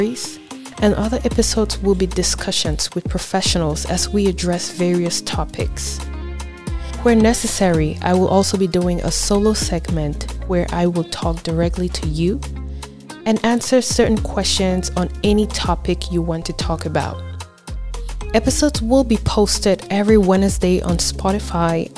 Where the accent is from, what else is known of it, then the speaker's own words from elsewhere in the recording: Cameroon; Growing up in Cameroon, Africa